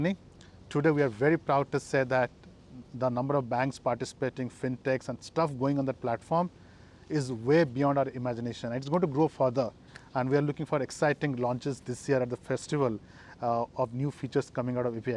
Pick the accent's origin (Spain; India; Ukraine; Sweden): India; moved away; I came from my hometown birthplace in India.